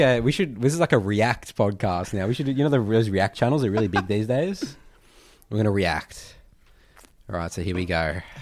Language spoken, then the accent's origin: English; Melbourne, Victoria, Australia; we're from Melbourne